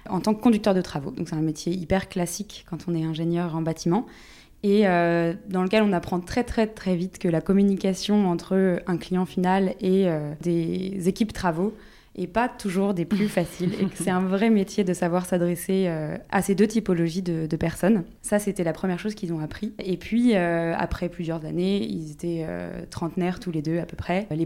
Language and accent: French; Brittany, France; je suis bretonne d'origine